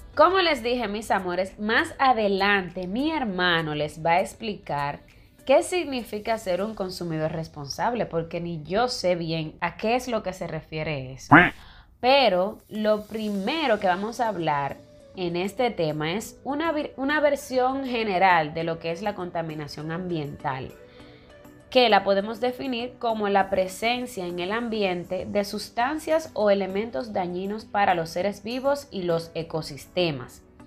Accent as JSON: {"language": "Spanish", "country": "Dominican Republic", "said": "como dominicano y todo, yo amo mi país"}